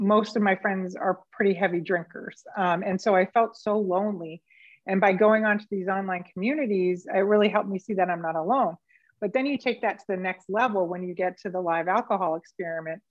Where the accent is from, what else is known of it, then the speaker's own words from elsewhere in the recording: Las Vegas, Nevada, United States; I was from Manch, Vegas